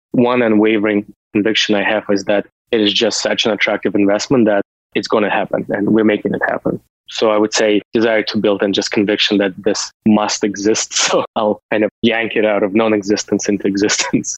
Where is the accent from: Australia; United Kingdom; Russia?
Russia; moved away as an adult; also born or lived in United States; now in Canada; I was born and raised in Soviet Union